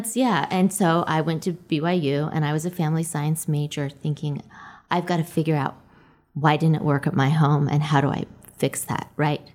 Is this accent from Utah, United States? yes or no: yes; Orem, Utah, United States; I grew up in Orem.